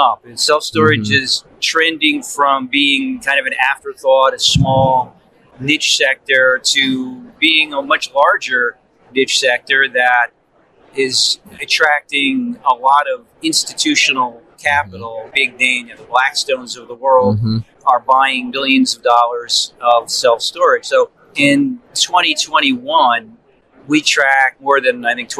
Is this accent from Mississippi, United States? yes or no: no; New Jersey, United States; I'm from New Jersey